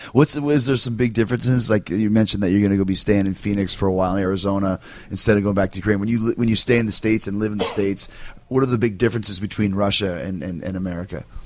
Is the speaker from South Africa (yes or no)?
no; Winnipeg, Manitoba, Canada; I grew up in Winnipeg in Canada